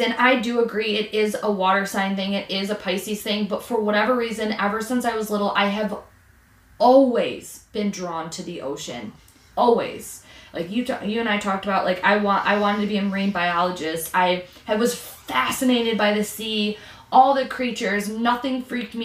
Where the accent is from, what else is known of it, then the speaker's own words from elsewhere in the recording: Michigan, United States; we're from Michigan, but we're down here